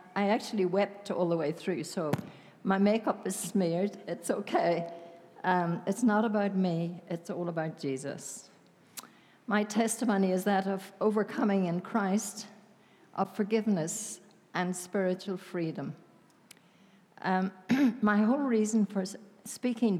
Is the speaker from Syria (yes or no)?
no; Northern Ireland, United Kingdom; accent: Irish; now in South Africa; I grew up in Northern Ireland. Many of you have guessed, of course, that I am Irish with my accent, and I don't ever want to lose it